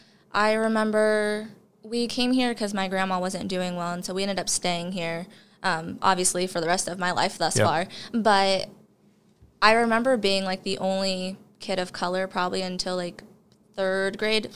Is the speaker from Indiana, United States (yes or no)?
yes; Bluffton, Indiana, United States; I always tell people I'm from the Fort Wayne area.